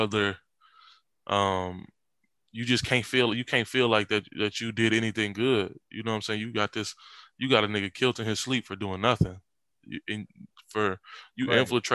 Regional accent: Michigan, United States; I'm from Michigan, you know, we from Michigan. So we 2 hours away from Chicago.

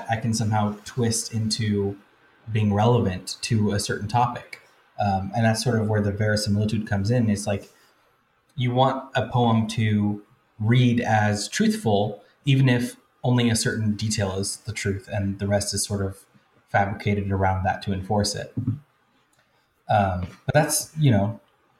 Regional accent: United States; I went into an elementary school in my hometown

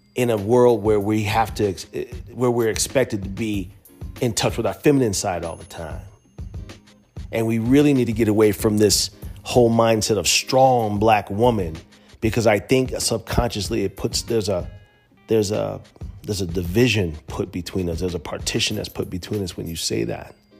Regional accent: United States; as American descendants of slaves

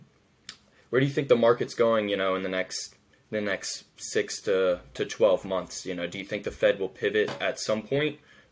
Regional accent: United States; being an American

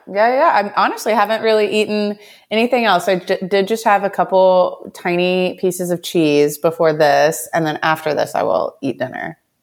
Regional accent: Southeast Texas, United States; now in Austin, United States; I come from a decently small town in, um, East Texas, Southeast Texas. Um, grew up really close to my family

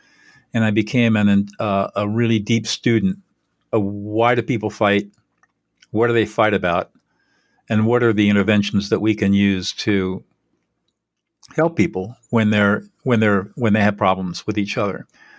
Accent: California, United States; Well, I'm 72 years old. I grew up in Southern California.

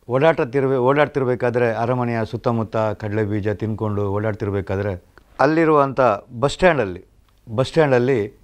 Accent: Mundadi, Karnataka, India; ನನ್ನ ಊರು ಬೆಳ್ತಂಗಡಿ ತಾಲೂಕಿನ ಪಣಕಾಜೆಯ ಪಕ್ಕ ಇರುವಂಥ ಮುಂಡಾಡಿ

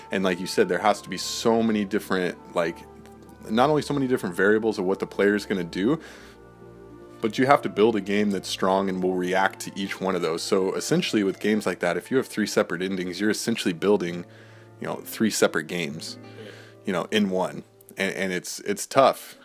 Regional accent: United States; being an American

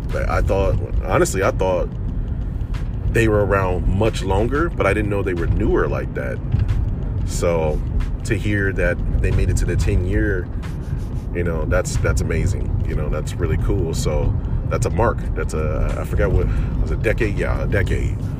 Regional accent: Detroit, Michigan, United States; moved away as an adult; also born or lived in Chicago; I spent most of my life, my childhood and teen life in Detroit

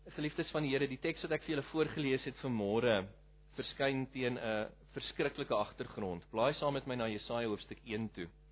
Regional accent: Malmesbury, Western Cape, South Africa; moved away as an adult; now in Pretoria, South Africa; Ek is van Malmesbury af oorspronklik.

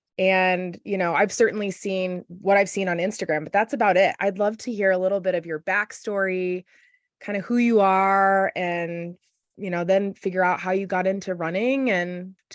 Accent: Indiana, United States; I'm from Indiana.

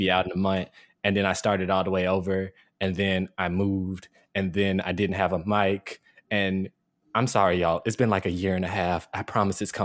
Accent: Jackson, Mississippi, United States; now in North Carolina, United States; my city, Jackson, Mississippi, my hometown

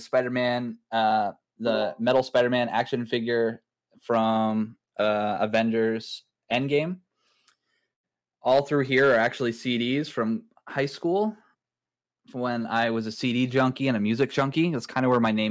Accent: Canada; I'm a Canadian, age 32.

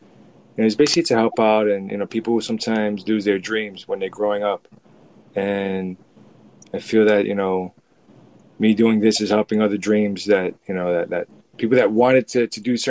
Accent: New York City, New York, United States; I grew up in the 80s with it, but it definitely was a battle zone

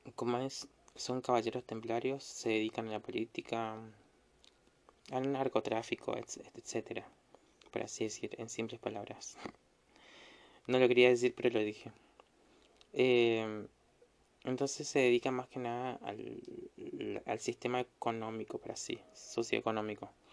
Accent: Misiones, Argentina; acá en Misiones en mi ciudad natal

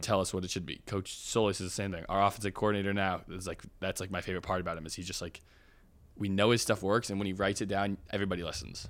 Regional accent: Oregon, United States; I have, like, a lot of pride in being from Oregon

